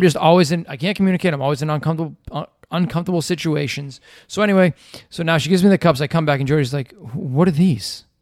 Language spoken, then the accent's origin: English; Revere, Massachusetts, United States; also born or lived in Boston; now in west coast of Florida, United States; I'm from Revere. I grew up in Revere.